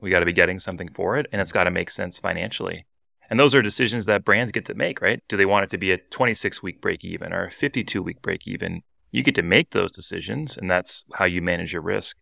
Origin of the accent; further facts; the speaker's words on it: Canada; We're all Canadian